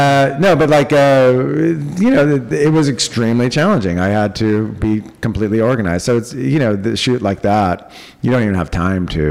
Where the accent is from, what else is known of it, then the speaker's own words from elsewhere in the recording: Cupertino, California, United States; I grew up in Cupertino